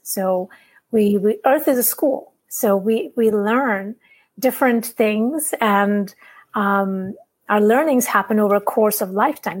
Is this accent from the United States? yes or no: no; India; I'm from India